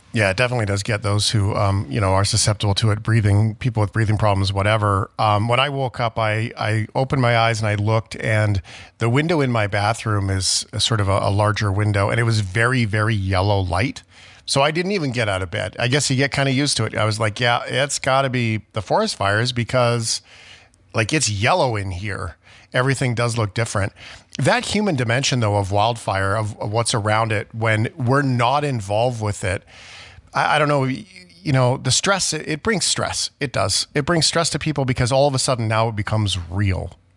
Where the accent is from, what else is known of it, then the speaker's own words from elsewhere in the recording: Port Alberni, British Columbia, Canada; moved away; also born or lived in Fort McMurray, Alberta; when I grew up, I was a young person in Port Alberni on Vancouver Island